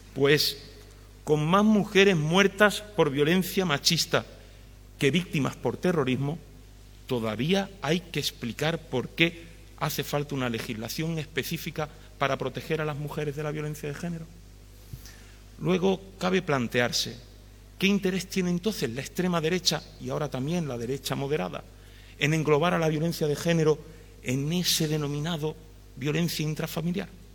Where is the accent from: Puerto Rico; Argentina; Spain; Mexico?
Spain; Villacarrillo, Andalusia; en mi tierra, en Villacarrillo